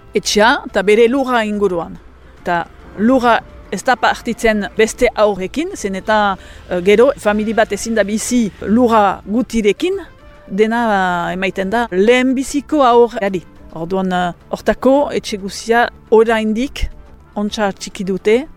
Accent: French Basque Country, Nouvelle-Aquitaine, France

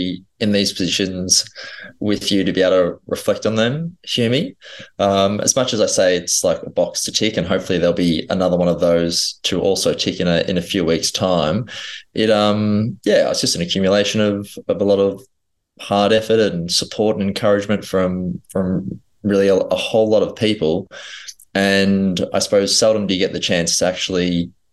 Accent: Melbourne, Victoria, Australia; grew up in Strathmore.

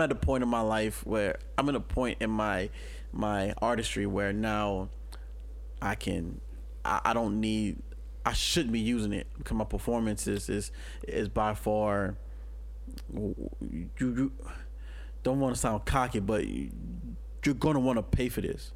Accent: New Orleans, Louisiana, United States; moved away; I came from New Orleans, Louisiana

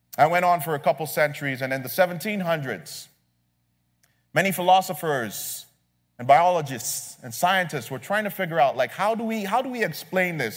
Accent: Nigeria; As a Nigerian

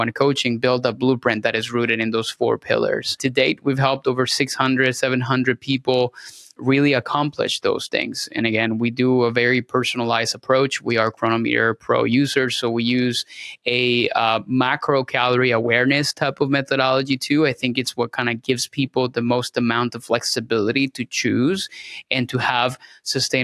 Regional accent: Venezuela; moved away as an adult; now in Tampa, United States; I'm originally from Venezuela. So I'm Hispanic, born and raised. And I moved to the United States around 2009 to complete my schooling

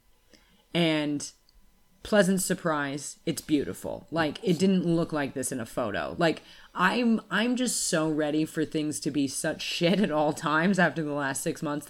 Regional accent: United States; moved away as an adult; also born or lived in Australia; I'm American

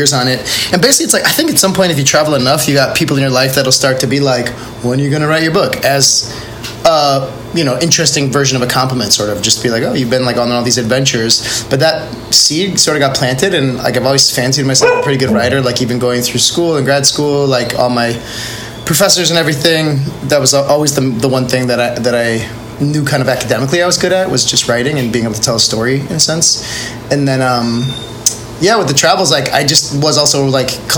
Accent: Milwaukee, Wisconsin, United States; moved away as an adult; also born or lived in Minneapolis, Minnesota; now in Puerto Escondido, Mexico; I was born in Minneapolis, but I don't remember it. We moved when I was really young, so I grew up in Milwaukee, Wisconsin

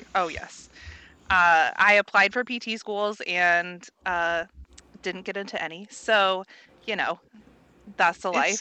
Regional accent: Central Indiana, United States; moved away as an adult; now in San Diego, United States; I'm originally from Central Indiana, um, and you know, decided to do travel and get out of the Midwest

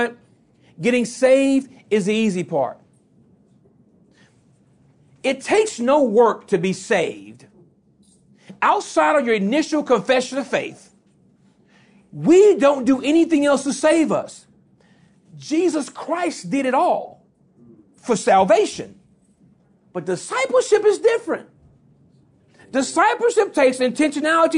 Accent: Louisiana, United States; I'm from Louisiana, so I talk fast by nature

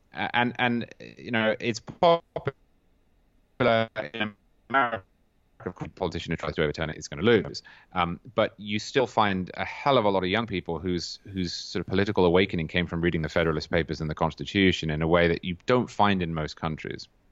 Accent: Cambridge, East of England, United Kingdom; I'm from Cambridge in England

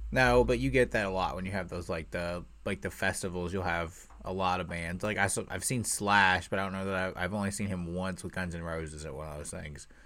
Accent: Indiana, United States; I was born and raised here in Indiana

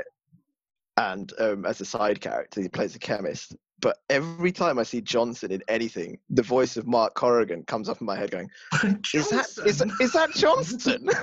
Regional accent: Croydon, London, United Kingdom; I was born and raised in Croydon

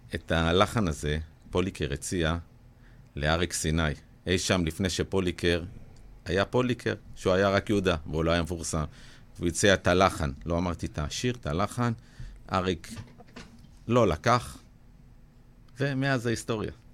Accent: Ashdod, Southern District, Israel; בתור ילד בגיל 14 באשדוד

